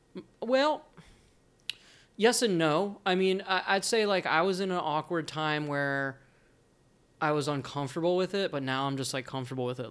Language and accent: English; New Jersey, United States; moved away; I grew up in New Jersey